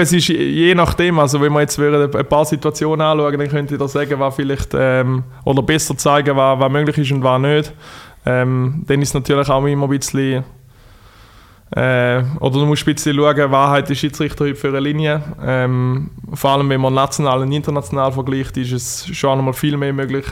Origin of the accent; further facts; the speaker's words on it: Thurgau, Switzerland; accent: Thurgau dialect; Thurgau gehört man eventuell an meinem Dialekt.